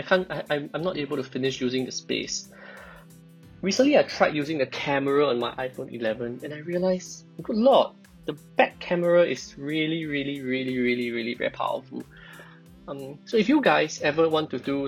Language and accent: English; Singapore; I'm a Singaporean, and I went the route of a normal primary school, secondary school, JC, local uni